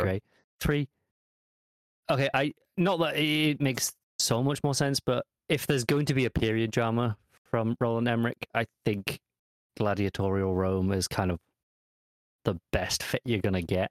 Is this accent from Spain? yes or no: no; England, United Kingdom; as an Englishman